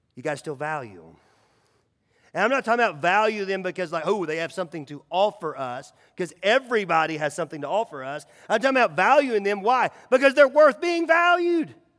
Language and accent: English; Nashville, Tennessee, United States; growing up in Nashville